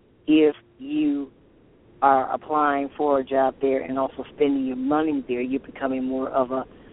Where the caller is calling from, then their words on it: Toledo, Ohio, United States; I'm calling from Toledo, Ohio.